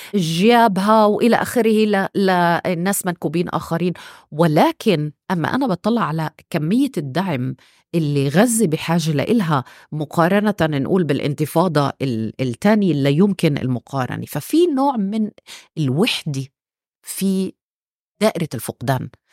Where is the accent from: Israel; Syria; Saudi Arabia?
Israel; احنا فلسطينيه 48